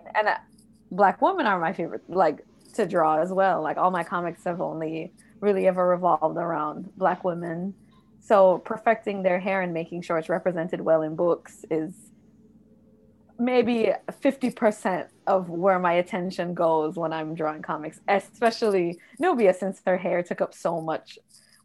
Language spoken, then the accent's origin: English; Jamaica; I grew up in Jamaica